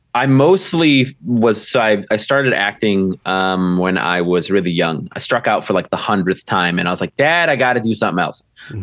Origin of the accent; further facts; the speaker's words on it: Milwaukee, Wisconsin, United States; I'm from uh, Milwaukee, Wisconsin